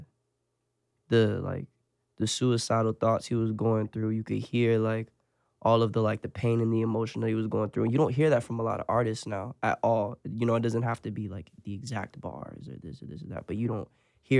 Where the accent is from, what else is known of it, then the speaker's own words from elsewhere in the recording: Lake Park, Florida, United States; also born or lived in Port St. Lucie, Florida; I'm from Lake Park. I was jumping from here to there, from Lake Park to 45th.